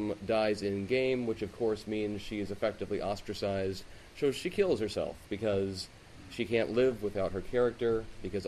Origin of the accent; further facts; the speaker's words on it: Seattle, Washington, United States; growing up in the Seattle area